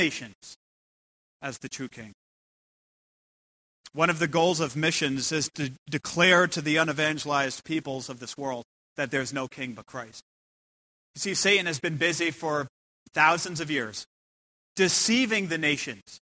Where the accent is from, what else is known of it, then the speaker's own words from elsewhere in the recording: United States; I come from America